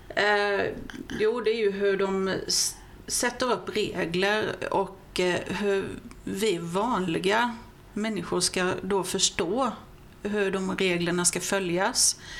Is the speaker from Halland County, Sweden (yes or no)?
yes; Vessigebro, Halland County, Sweden; also born or lived in Falkenberg / Simlångsdalen; Jag är ju född och uppvuxen i Vesigebo